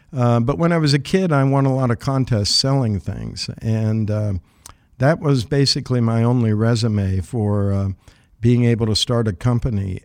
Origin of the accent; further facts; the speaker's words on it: southeastern Ohio, United States; moved away; also born or lived in West Virginia / Brooklyn; grew up in Ohio